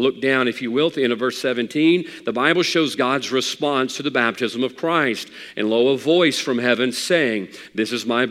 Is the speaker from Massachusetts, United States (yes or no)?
no; around Hattiesburg, Mississippi, United States; growing up in Hattiesburg or around Hattiesburg, I'm very familiar with the main avenues and the main roads around Hattiesburg